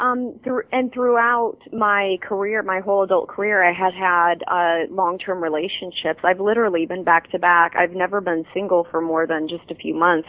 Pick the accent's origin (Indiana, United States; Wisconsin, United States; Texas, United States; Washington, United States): Indiana, United States; Fort Wayne; moved away; Fort Wayne people because they're like my that's my hometown.